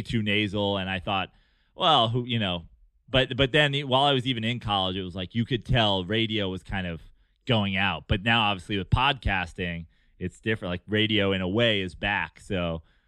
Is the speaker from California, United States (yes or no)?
no; Westchester County, New York, United States; I was born in New York City, and I was raised up in Westchester County